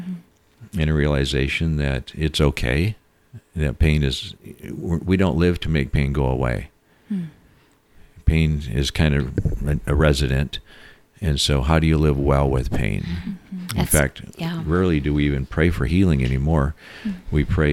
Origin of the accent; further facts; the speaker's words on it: Seattle, Washington, United States; And they asked me, I was from Seattle, I'd done bigger things than they had ever done, and asked me to lead the committee. And I said, no, this isn't my town.